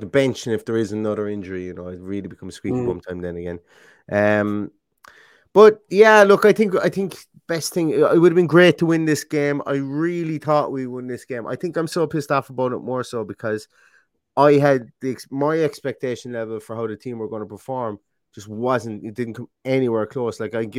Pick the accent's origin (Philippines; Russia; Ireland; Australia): Ireland; Limerick, Munster; I'm from Limerick. It's closer to Cork than Derry is.